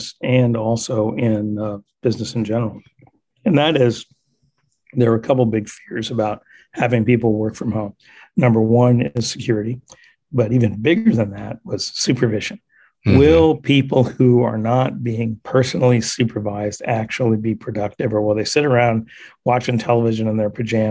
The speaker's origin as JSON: {"language": "English", "region": "Ohio", "country": "United States", "tie": "born or raised there", "also_born_or_lived": "Indiana / Wisconsin / Illinois", "said": "I grew up in the Midwest, the Great Lakes states. So primarily Ohio, but also lived in Indiana and Wisconsin, Illinois, you know, that whole area in there, but mostly Ohio"}